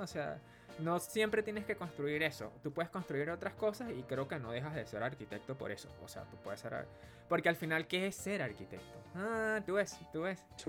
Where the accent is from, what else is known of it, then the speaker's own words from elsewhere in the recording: Venezuela; now in Santiago, Chile; Soy venezolano y actualmente vivo en Santiago